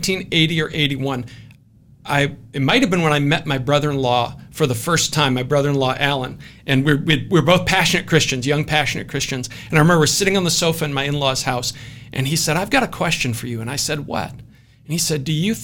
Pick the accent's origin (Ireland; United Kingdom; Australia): United Kingdom; Scotland; I'm Scottish